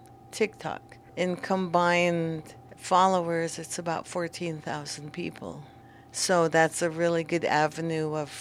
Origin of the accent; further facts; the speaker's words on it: Warm Springs, Oregon, United States; I'm from Warm Springs. I grew up here